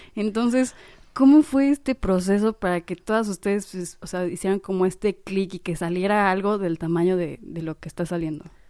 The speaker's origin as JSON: {"language": "Spanish", "region": "Mexico City", "country": "Mexico", "said": "somos de la Ciudad de México"}